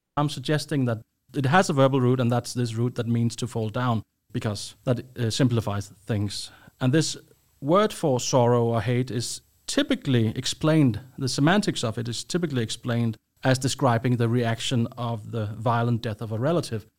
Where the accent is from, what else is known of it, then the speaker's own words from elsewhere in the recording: Copenhagen, Capital Region of Denmark, Denmark; moved away as an adult; now in Sweden; I'm from Denmark, Copenhagen, but I've been living in Sweden for quite a while now